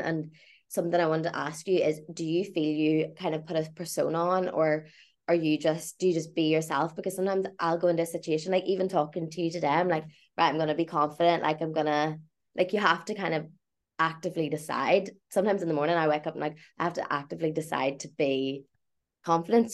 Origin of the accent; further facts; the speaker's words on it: County Tyrone, Northern Ireland, United Kingdom; I'm not from Belfast, like from a rural place